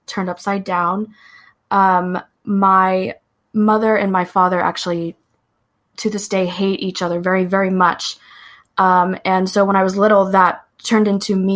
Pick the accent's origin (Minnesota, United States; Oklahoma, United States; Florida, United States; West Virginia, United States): Oklahoma, United States; Lawton; I live where I was born and raised in Lawton, Oklahoma